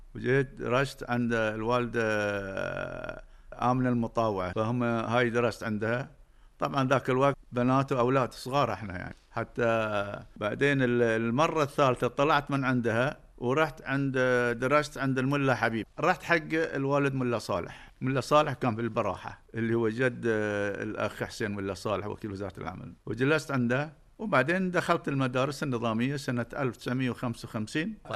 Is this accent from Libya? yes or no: no; Doha, Qatar; أنا ولدت في منطقة سوق وقف سنة 1949 تقريبا في البيت الكبير اللي ولد فيه والدي وجدي